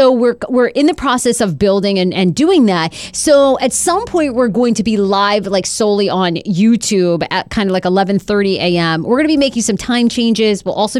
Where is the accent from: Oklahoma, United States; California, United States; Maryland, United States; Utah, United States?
Maryland, United States; Baltimore; I'm feeling good. I'm from Baltimore.